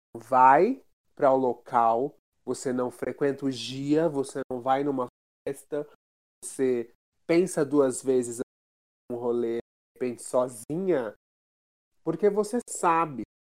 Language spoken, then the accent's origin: Portuguese; interior of São Paulo, Brazil; moved away; also born or lived in Rio de Janeiro; eu venho do interior de São Paulo, da periferia